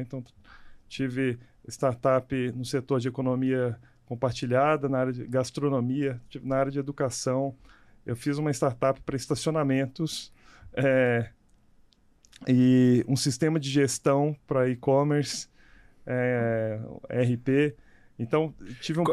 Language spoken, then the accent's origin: Portuguese; Minas Gerais, Brazil; eu sou de Minas Gerais